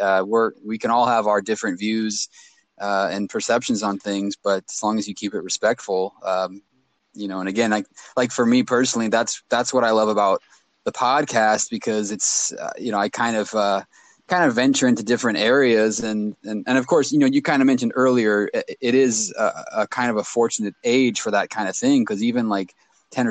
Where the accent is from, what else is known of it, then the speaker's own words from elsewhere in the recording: Sacramento, California, United States; growing up in Sacramento